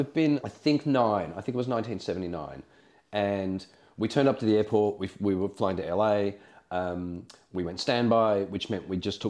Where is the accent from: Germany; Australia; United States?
Australia; I mean, I was born in 1970. So you imagine as a kid, we're talking late 70s in Australia.